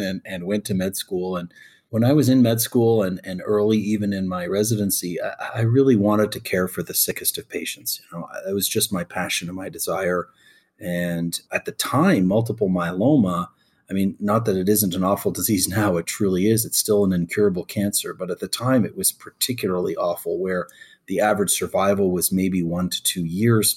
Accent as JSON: {"language": "English", "country": "Canada", "tie": "born or raised there", "also_born_or_lived": "Egypt (parents)", "moved": "yes", "lives_now": "United States"}